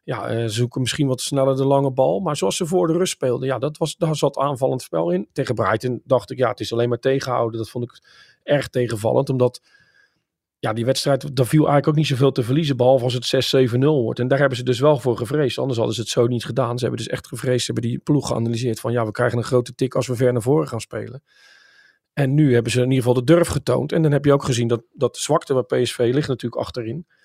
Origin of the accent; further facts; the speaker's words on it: Enschede, Overijssel, Netherlands; Ik kom natuurlijk uit Enschede, dus